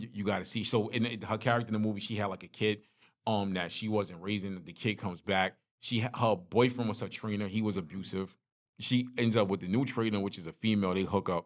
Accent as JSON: {"language": "English", "town": "New York City", "region": "New York", "country": "United States", "tie": "born or raised there", "moved": "yes", "lives_now": "Carolinas, United States", "said": "growing up in Brooklyn"}